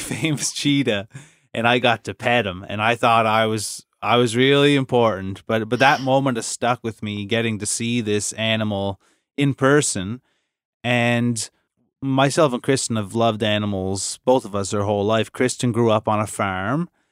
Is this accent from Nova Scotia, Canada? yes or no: yes; Inverness, Nova Scotia, Canada; I grew up in Inverness